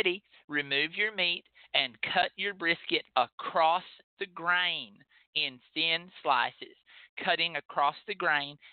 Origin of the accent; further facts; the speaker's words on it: Texas, United States; as a Texan